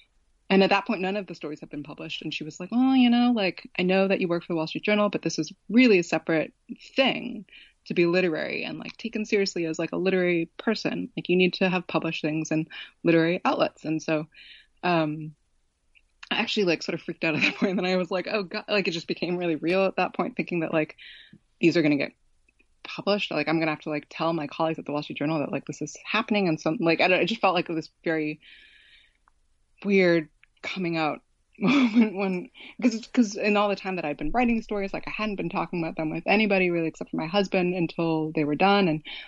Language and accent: English; West Coast, United States; I grew up on the West Coast. Like, I didn't know anybody who read it growing up.